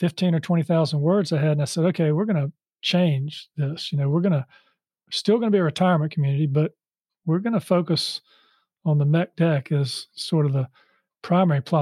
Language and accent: English; Charlotte, North Carolina, United States; I grew up in Charlotte and I went to school here